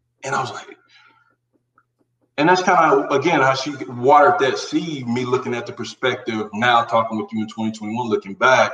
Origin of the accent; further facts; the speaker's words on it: Carolina, United States; growing up in Carolina from childhood, teenage, building up to that adult moment